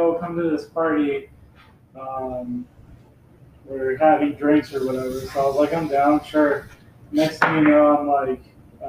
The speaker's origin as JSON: {"language": "English", "town": "Tucson", "region": "Arizona", "country": "United States", "tie": "born or raised there", "also_born_or_lived": "Anaheim, California", "said": "I was born in California, but I lived in Tucson my whole life."}